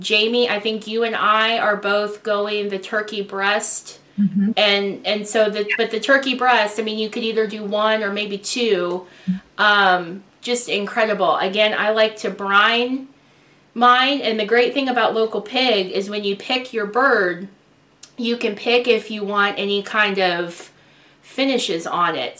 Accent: Columbia, Missouri, United States; Had a big family gathering in my hometown of Columbia, Missouri, with my dad and stepmom

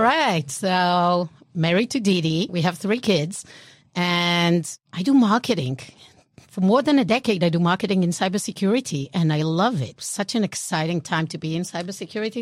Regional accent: Israel; accent: European; born and raised in Israel

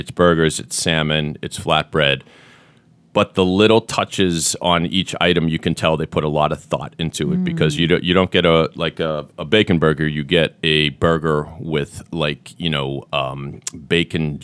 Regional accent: Sharon, Massachusetts, United States; my hometown of Sharon

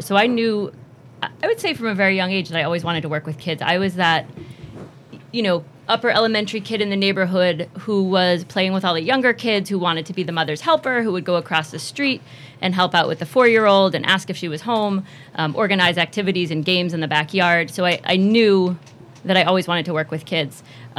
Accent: Marblehead, Massachusetts, United States; I am from Marblehead, so I did Children's Island up in Marblehead through

